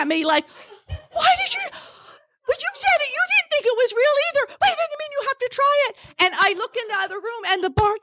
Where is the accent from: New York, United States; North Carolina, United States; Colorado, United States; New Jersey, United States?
New Jersey, United States; now in Talkeetna, United States